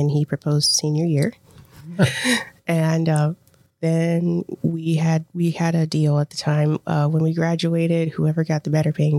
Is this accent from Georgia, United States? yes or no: no; St. Louis, Missouri, United States; moved away as an adult; now in Fairborn, United States; I'm born and raised in St. Louis, Missouri, North County in Spanish Lake.